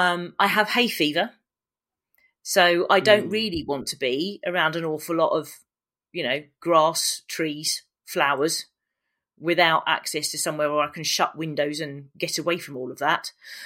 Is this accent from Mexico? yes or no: no; Hayes, London, United Kingdom; So I grew up in West London. And in Hayes, so there's two places called Hayes, one not far from where I live now. That's quite nice. And Hayes in Middlesex, which really isn't. And I grew up in the place that really isn't, not far from Southall.